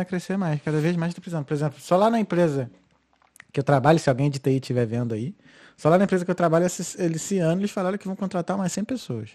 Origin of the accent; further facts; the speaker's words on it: Rio de Janeiro, Brazil; now in Ireland; Sou carioca